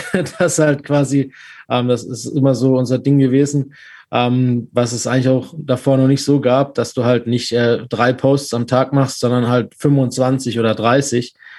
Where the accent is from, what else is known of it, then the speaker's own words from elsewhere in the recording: Stuttgart, Baden-Württemberg, Germany; Ich bin aus Stuttgart und auch VfB-Fan